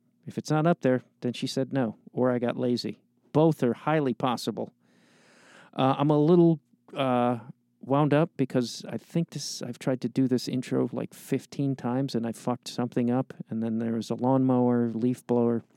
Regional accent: Chicago, Illinois, United States; I'm from Chicago

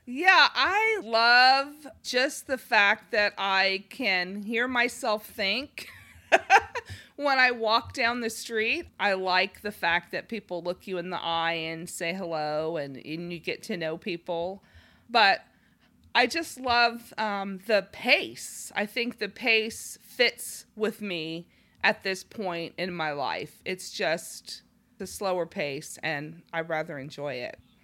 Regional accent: Los Angeles, California, United States; moved away; I'm from Los Angeles

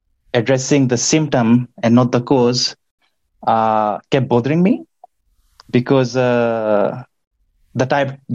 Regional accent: Nadi, Western Division, Fiji; I grew up in Nandi, which is the western part of Viti Levu

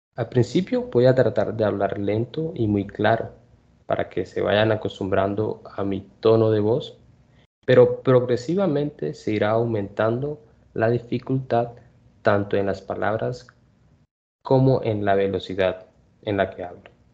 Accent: Colombia; Nací en Colombia

